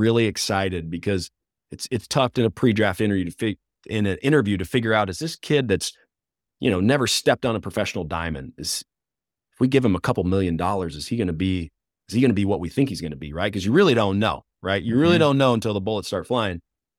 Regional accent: Mountain Home, Arkansas, United States; I'm from Mountain Home, which is North Central

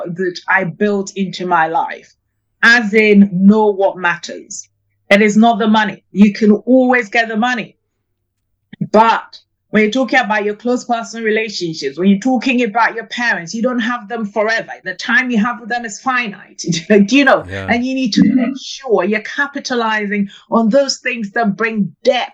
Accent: Ghana; now in London, United Kingdom; I was actually born in Ghana in West Africa

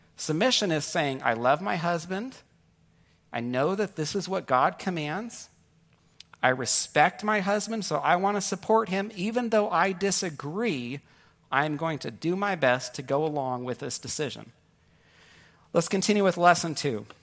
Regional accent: Northern California, United States; also born or lived in New York; my wife and I grew up in Northern California together, but I was born in New York

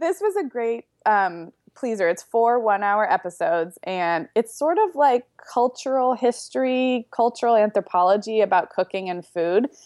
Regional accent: Santa Barbara, California, United States; Santa Barbara, which is where I grew up

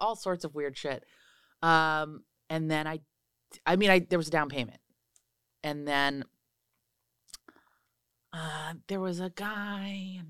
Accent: New York City, New York, United States; They wanted nothing to do with this LA person, which suddenly I was like, I'm a New Yorker.

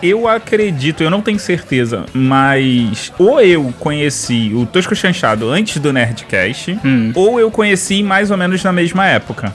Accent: Rio de Janeiro, Brazil; eu sou carioca

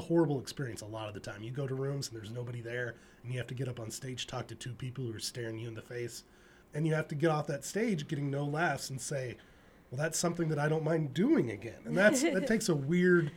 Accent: Kentucky, United States; moved away as an adult; I grew up Mormon in Kentucky

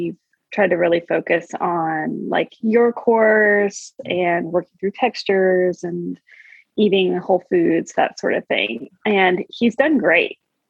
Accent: Louisville, Kentucky, United States; Louisville, Kentucky.

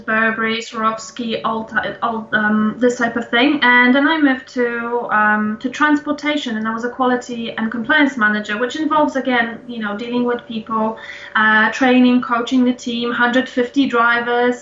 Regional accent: Poland; moved away as an adult; now in London, United Kingdom; I live in London and I moved here back in 2005. I'm originally from Poland

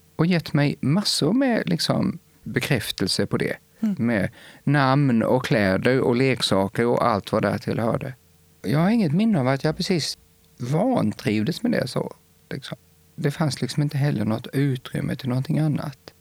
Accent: Rottne, Kronoberg County, Sweden; accent: Småland; moved away as an adult; also born or lived in Växjö / Lund; now in near Lund, Sweden; Jag är född och uppvuxen i Rottne. Det är ett litet samhälle som ligger strax norr om Växjö.

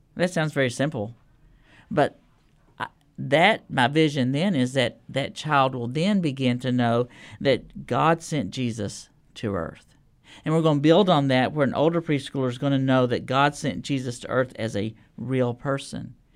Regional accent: Lubbock, Texas, United States; now in Nashville, United States; I grew up in Lubbock, Texas

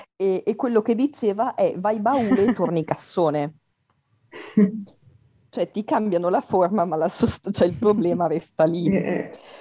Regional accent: Trieste, Friuli-Venezia Giulia, Italy; first language Italian; ho 22 anni e sono di Trieste

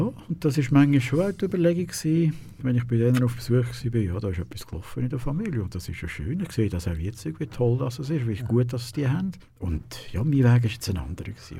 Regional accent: Dietwil, Aargau, Switzerland; also born or lived in Lucerne; geboren bin ich in Luzern, also im Spital dort. Aufgewachsen aber in Dietwil

